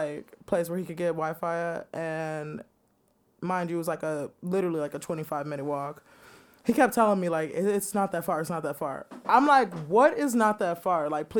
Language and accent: English; Chicago, Illinois, United States; we're from the Chicago area.